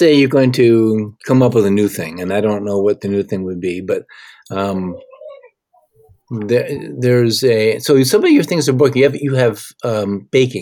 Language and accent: English; Michigan, United States; I'm from Michigan, not too far away from Ohio.